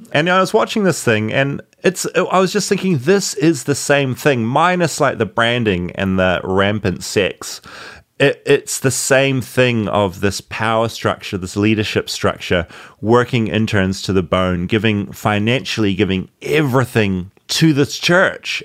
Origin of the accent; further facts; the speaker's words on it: Tauranga, Bay of Plenty, New Zealand; ended up living in a town in New Zealand called Bethlehem